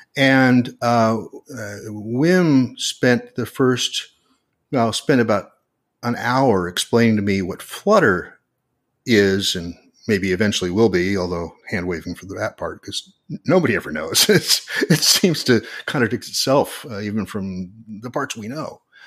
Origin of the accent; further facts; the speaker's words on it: Portland, Oregon, United States; my hometown of Portland, Oregon